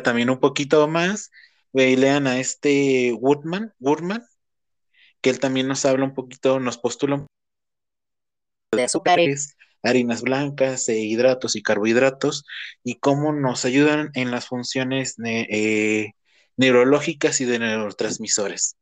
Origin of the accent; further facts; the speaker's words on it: Celaya, Guanajuato, Mexico; soy de Cajetópolis.